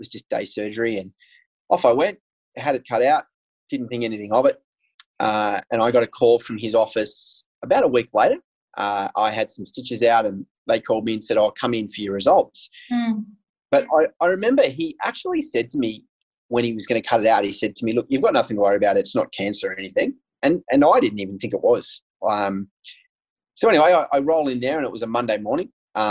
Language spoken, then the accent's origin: English; Australia; I grew up in a small town near the coast. So when I say I grew up, my family and I moved around a lot